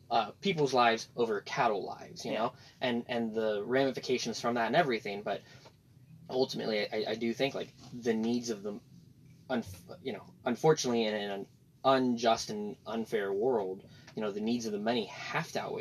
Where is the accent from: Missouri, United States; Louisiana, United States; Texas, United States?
Texas, United States; Houston; grew up in Houston, Texas, Harris County.